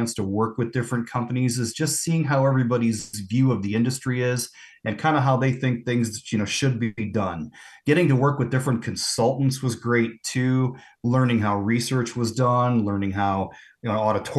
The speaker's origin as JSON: {"language": "English", "town": "Chicago", "region": "Illinois", "country": "United States", "tie": "born or raised there", "moved": "yes", "lives_now": "Columbia, United States", "said": "when I was a kid growing up in Chicago"}